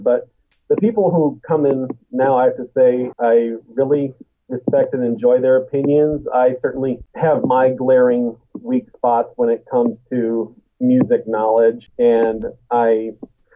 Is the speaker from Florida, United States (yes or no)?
no; Michigan, United States; now in US West Coast; I'm from Michigan, too, originally, so you'd figure at some point I would have made the trek, but I grew up in the sticks. I'm a rural boy, a country boy, on the west side near Lake Michigan